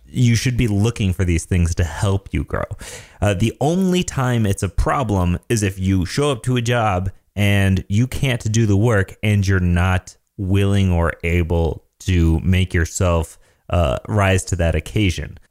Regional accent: Michigan, United States; I'm from Michigan, so we say pop.

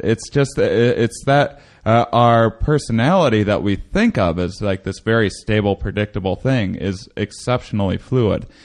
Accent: Wisconsin, United States; I grew up in Wisconsin

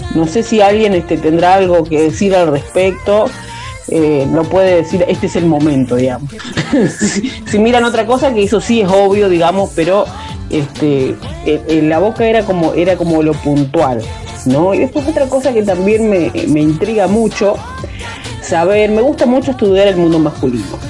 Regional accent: Concordia, Entre Ríos, Argentina; mi pueblo, el pueblo de donde yo vengo, que se llama Concordia. Yo estoy viviendo en otra localidad

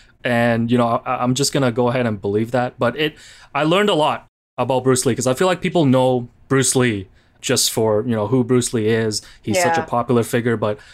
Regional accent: Hong Kong; my parents would tell me bits and pieces about him, you know, when I was growing up in Hong Kong.

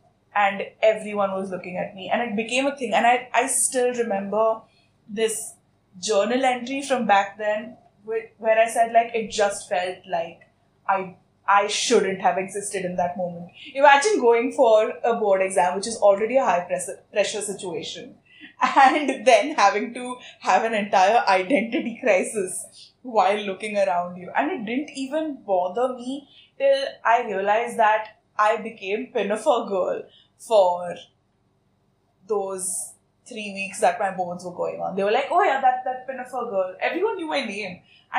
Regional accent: Saudi Arabia; So I grew up in Saudi Arabia, not in India. I was educated outside of India.

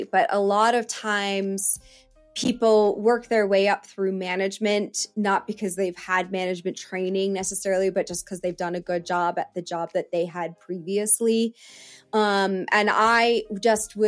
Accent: United States; I am like a American born and bred, but my dad is Canadian

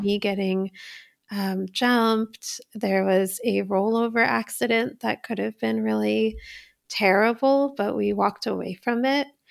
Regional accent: Poughkeepsie, New York, United States; my family actually had a business when I was little. I was, like, ten years old, and in Poughkeepsie, New York, we had a Indian grocery store called Health Nut

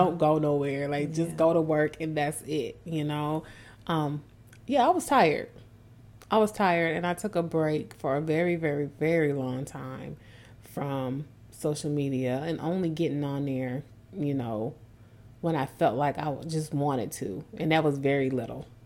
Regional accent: Minnesota, United States; moved away; I'm born and raised in Minnesota

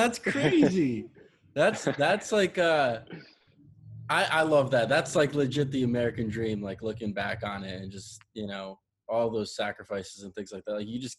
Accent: Poland; born there; like I was born in Poland, my parents are immigrants as well.

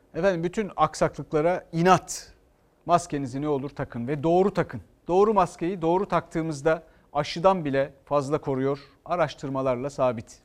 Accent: Istanbul, Turkey; Ben bir İstanbullu olarak

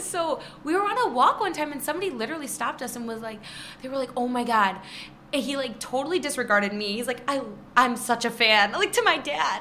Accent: Trenton, Michigan, United States; also born or lived in Rochester, Michigan; I grew up in Trenton

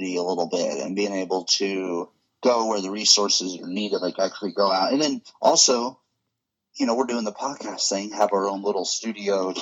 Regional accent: Hillsboro, United States; my hometown theater here in Hillsboro

